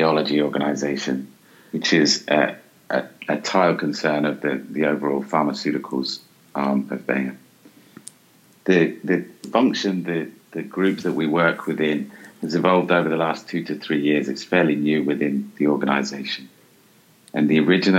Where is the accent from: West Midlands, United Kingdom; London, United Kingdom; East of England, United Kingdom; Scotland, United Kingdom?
London, United Kingdom; moved away as an adult; now in Englewood, United States; I grew up here in London, and you know the family connections are still very tight